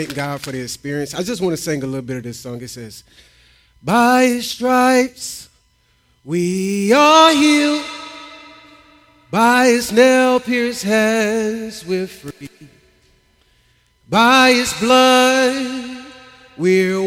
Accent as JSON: {"language": "English", "town": "Tampa", "region": "Florida", "country": "United States", "also_born_or_lived": "Trenton, Florida / Chiefland, Florida", "moved": "as an adult", "said": "I'm from Tampa, Florida"}